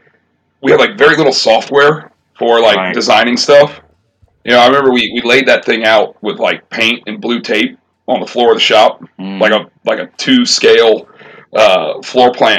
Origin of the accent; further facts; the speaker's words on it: Cincinnati, Ohio, United States; moved away as an adult; now in Charleston, United States; I grew up in Cincinnati